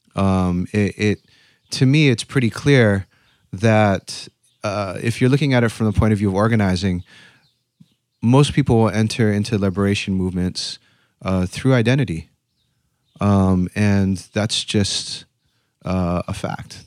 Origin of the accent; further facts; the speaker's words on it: Honolulu, Hawaii, United States; moved away as an adult; also born or lived in Berkeley; I grew up in Honolulu, Hawaii